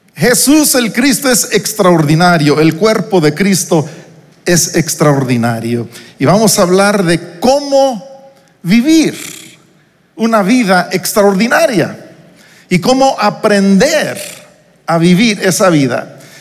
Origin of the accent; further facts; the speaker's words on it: Uruapan, Michoacán, Mexico; moved away as an adult; also born or lived in New York; Yo salí de Uruapan, Michoacán, donde crecí, donde pasé mi infancia.